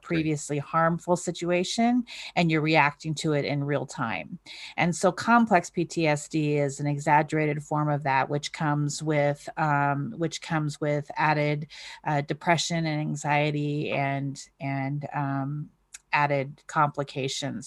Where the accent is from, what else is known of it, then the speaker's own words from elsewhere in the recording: North Idaho, United States; I was raised in North Idaho